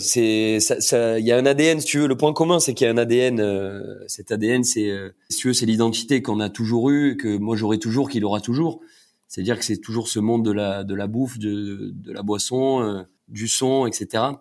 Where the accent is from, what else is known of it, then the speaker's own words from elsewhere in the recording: Cassis, Provence-Alpes-Côte d'Azur, France; also born or lived in Marseille; now in Paris, France; j'ai grandi à Cassis